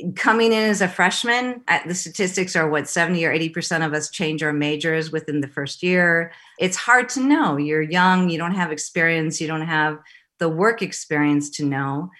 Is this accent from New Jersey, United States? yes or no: no; Madison, Wisconsin, United States; also born or lived in Los Angeles; I grew up in Madison. My family lived in Los Angeles, then moved back to Wisconsin